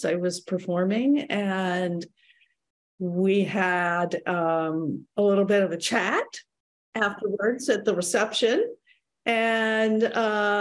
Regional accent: Michigan, United States; moved away; I'm from Michigan originally.

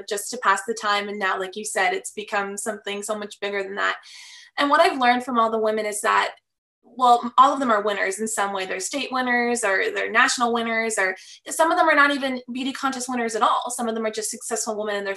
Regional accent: Fort Lauderdale, Florida, United States; I'm from Fort Lauderdale, Florida. I'm born and raised here

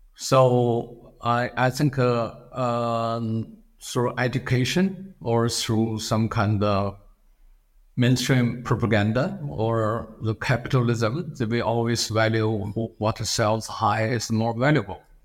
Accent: China; English is a second language; moved away as an adult; also born or lived in Philadelphia, United States / Berkeley, United States / New York City, United States; I come from China, and it's a very hard to even survive in the United States, uh, as a foreign student, uh, doesn't really speak, uh, words of English

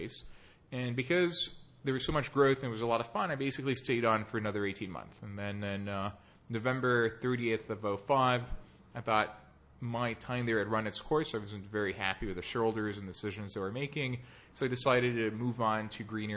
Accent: Nice, Provence-Alpes-Côte d'Azur, France; moved away as an adult; also born or lived in Paris / New York; I was born in Paris. I grew up in Nice in the southern part of France and came to the U.S. for college.

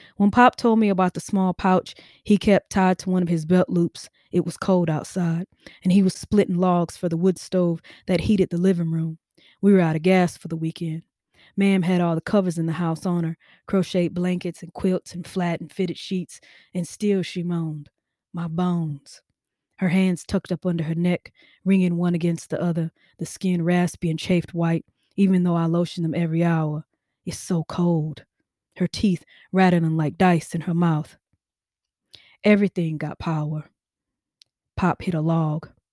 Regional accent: Mississippi, United States; I grew up in Mississippi.

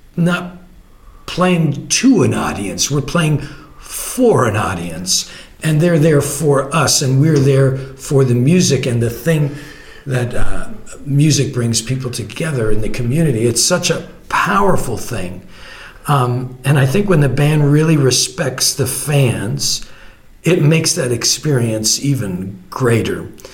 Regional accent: Canada; I'm a Canadian

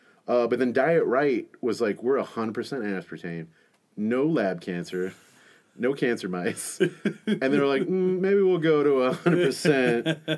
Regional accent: Texas, United States; So I grew up in Texas

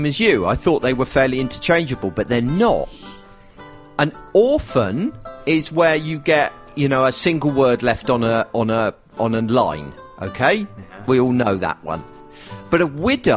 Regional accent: United Kingdom; I'm British

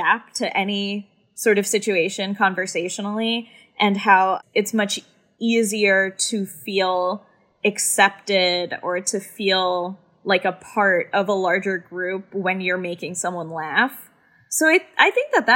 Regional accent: Winchester, Kentucky, United States; accent: very thick Southern; my like very thick Southern accent that I'm from Kentucky

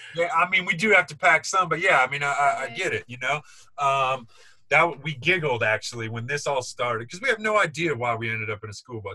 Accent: Nebraska, United States; We grew up in Nebraska

